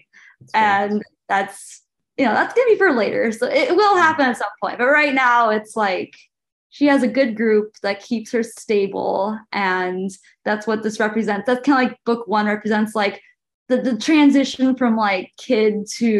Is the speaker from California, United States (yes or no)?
yes; California, United States; I'm from California.